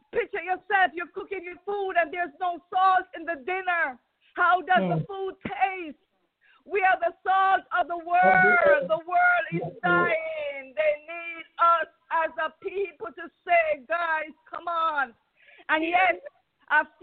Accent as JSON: {"language": "English", "country": "Jamaica", "moved": "yes", "lives_now": "Atlanta, United States", "said": "I am from Jamaica"}